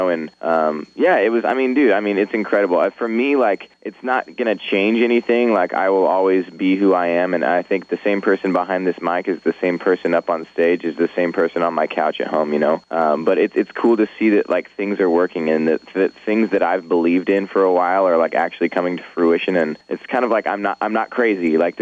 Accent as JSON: {"language": "English", "town": "Orangevale", "region": "California", "country": "United States", "tie": "born or raised there", "also_born_or_lived": "Sacramento / Folsom", "said": "I grew up in Northern California. I'm from a town called Folsom, I'm from a town called Orangeville, which is right next to Folsom"}